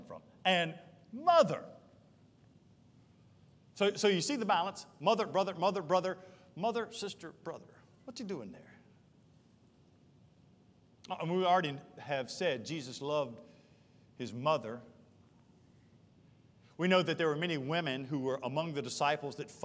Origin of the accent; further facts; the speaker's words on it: Charlotte, North Carolina, United States; I grew up in East Charlotte off Albemarle Road, Burnham Woods and in Mint Hill